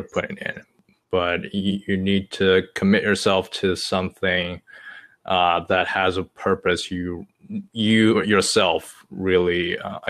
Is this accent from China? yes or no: yes; China; English is a second language; moved away as an adult; now in United States; English is my second language. I was born and raised in China to the age of 18